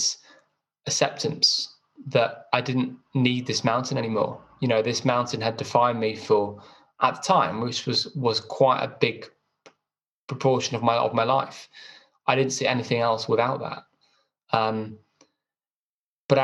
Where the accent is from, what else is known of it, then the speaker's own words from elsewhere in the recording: Chester, North West England, United Kingdom; I had a pretty normal upbringing. I was brought up in Chester.